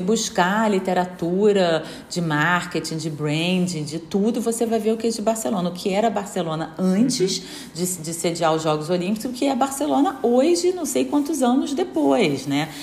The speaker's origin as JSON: {"language": "Portuguese", "region": "Rio de Janeiro", "country": "Brazil", "moved": "as an adult", "lives_now": "Portugal", "said": "como brasileira, carioca, apaixonada que eu sou pela cidade"}